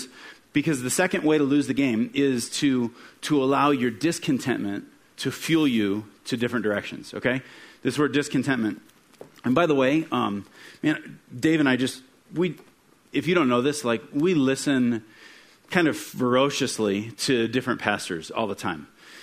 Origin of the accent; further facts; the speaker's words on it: Midwest, United States; I grew up in the Midwest, and kind of the trend in the town that I was born in is that you grow up and you graduate from either high school or sometime a two-year degree